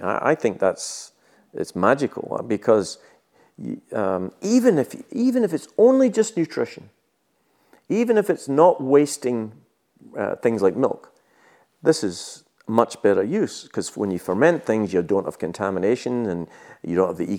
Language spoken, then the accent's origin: English; Scotland, United Kingdom; moved away as an adult; also born or lived in New Zealand; I was born in Scotland